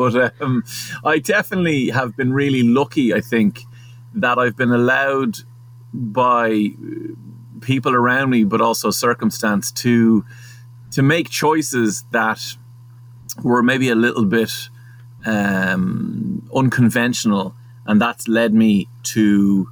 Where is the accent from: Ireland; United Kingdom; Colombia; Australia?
Ireland; Portmarnock, Leinster; I was from Portmarnock